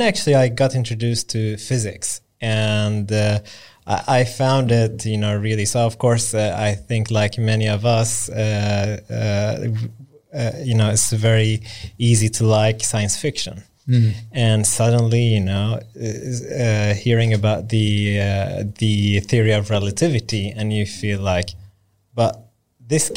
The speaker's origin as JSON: {"language": "English", "town": "Lund", "region": "Skåne", "country": "Sweden", "tie": "born or raised there", "said": "I grew up in Lund, southern Sweden."}